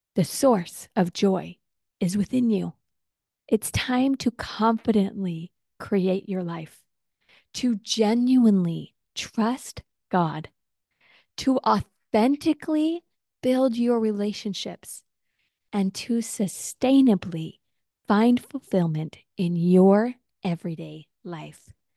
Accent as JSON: {"language": "English", "region": "Utah", "country": "United States", "tie": "born or raised there", "moved": "yes", "lives_now": "Texas, United States", "said": "growing up in Utah"}